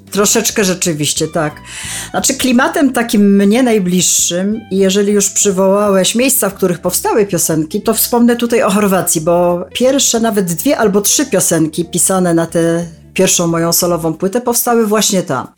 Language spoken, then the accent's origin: Polish; Kielce, Świętokrzyskie Voivodeship, Poland; moved away as an adult; now in Kraków, Poland; Pochodzę z Kielc, tak. Wyjechałam z nich mając 18 lat na studia